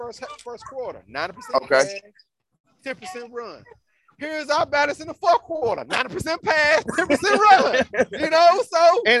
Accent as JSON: {"language": "English", "region": "Mississippi", "country": "United States", "tie": "born or raised there", "said": "I'm from Mississippi, born and raised."}